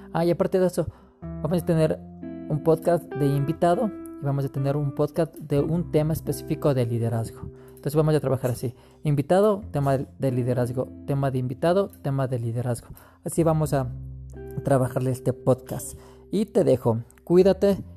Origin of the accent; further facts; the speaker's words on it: Quito, Pichincha, Ecuador; nací en Quito, Ecuador, en 1983, en una cuna cristiana